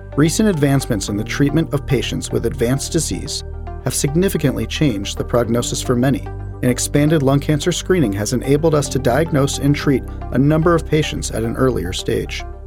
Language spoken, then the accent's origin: English; Jacksonville, Florida, United States; I'm from Jacksonville, Florida